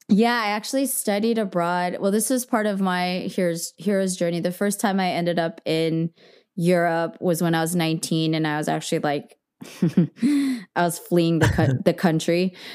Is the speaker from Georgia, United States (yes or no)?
no; Bay Area, California, United States; I grew up in the Bay